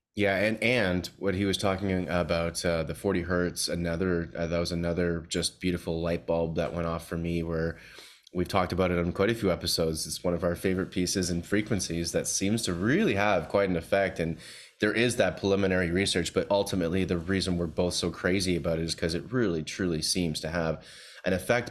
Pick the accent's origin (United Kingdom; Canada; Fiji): Canada; Toronto, Ontario; moved away; I'm back visiting my hometown of Toronto, Canada here